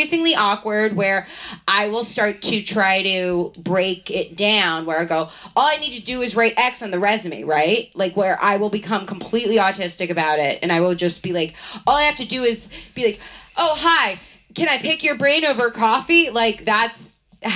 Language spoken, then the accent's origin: English; Baltimore, Maryland, United States; moved away; I am from Baltimore